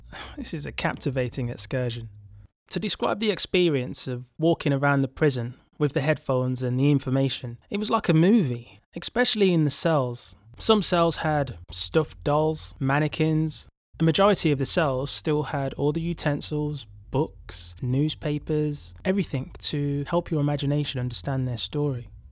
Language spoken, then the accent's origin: English; England, United Kingdom; They could tell I was from England